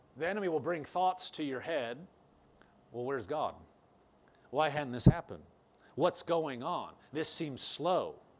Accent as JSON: {"language": "English", "town": "Omaha", "region": "Nebraska", "country": "United States", "also_born_or_lived": "Lincoln, Nebraska", "said": "I was from Omaha, Nebraska. I was going to school in Lincoln, Nebraska."}